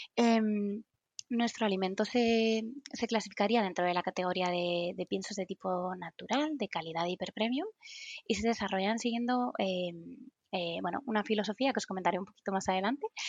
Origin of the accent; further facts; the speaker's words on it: Madrid, Community of Madrid, Spain; en Madrid, de donde soy